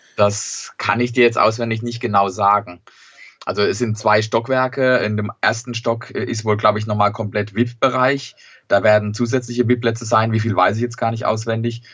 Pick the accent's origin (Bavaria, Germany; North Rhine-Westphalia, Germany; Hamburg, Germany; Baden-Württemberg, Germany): Baden-Württemberg, Germany; Sandhausen; die Heimat Sandhausen ist mir doch ein bisschen lieber